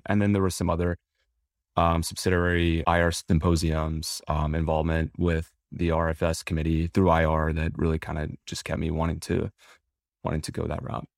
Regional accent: Southeast, United States; I grew up in the Southeast

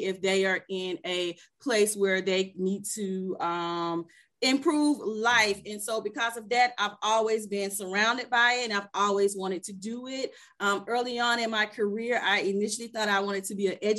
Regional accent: Atlanta, Georgia, United States; I am from Atlanta, Georgia. I am a Grady baby.

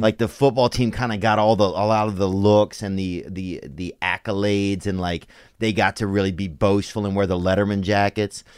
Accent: Louisiana, United States; I'm from down in Louisiana

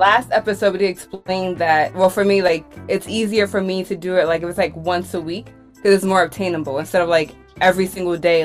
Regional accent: New York City, New York, United States; I'm originally from Brooklyn.

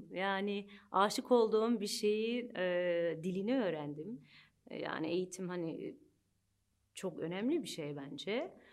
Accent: Cyprus; also born or lived in Manchester, England; now in Turkey; Sonra Kıbrıs'a geldik. Orada Türk ilkokul, ilk orta lise eğitimimi gördüm

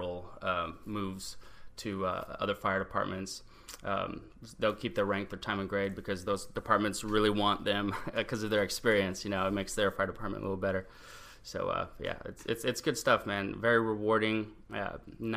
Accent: Houston, Texas, United States; also born or lived in San Antonio; she met my stepdad when I was 11. That's why we moved to Houston from San Antonio

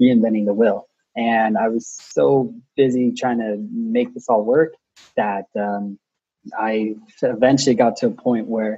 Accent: Pasadena, California, United States; I'm from Pasadena, California

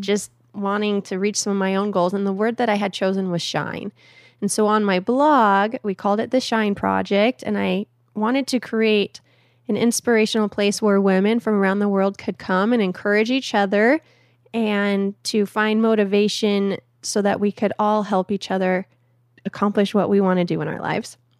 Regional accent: Phoenix, Arizona, United States; in a little suburb of Phoenix called Awatukee

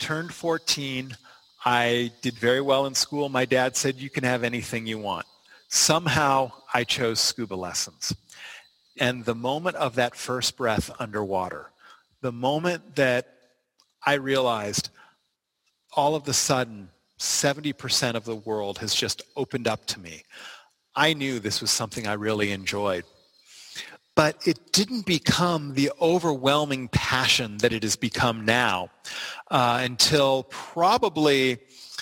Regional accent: Los Angeles, California, United States; I can remember being 8 or 9, growing up in Los Angeles

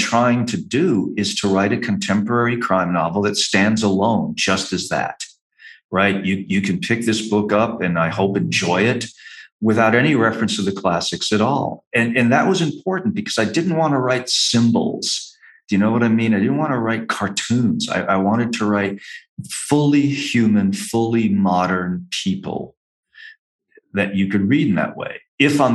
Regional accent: New England, United States; moved away; growing up in New England

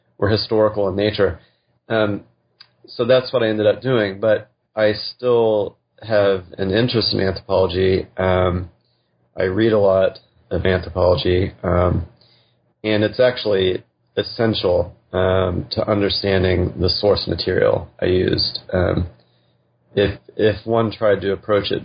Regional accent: West Texas, United States; moved away as an adult; also born or lived in Hanover, New Hampshire / Arizona / Western Massachusetts; now in Omaha, United States; I grew up in West Texas in the Panhandle

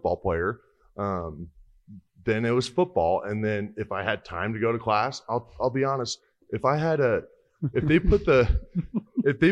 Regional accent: Hastings, Nebraska, United States; I'm from Hastings, Nebraska.

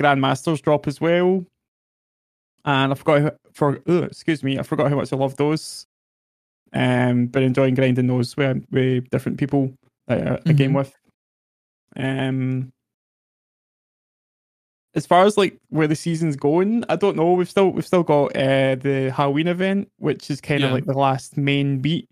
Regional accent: Glasgow, Scotland, United Kingdom; I am a Destiny 2 streamer from Glasgow, Scotland.

